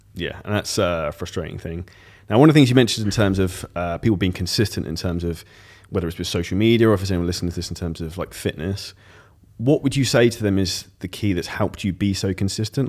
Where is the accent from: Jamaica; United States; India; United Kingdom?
United Kingdom; I'm British